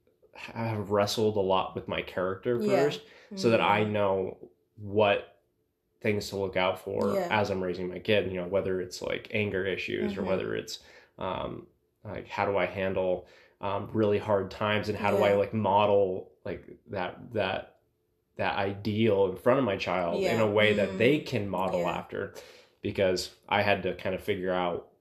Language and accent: English; United States; I'm a dude from Washington.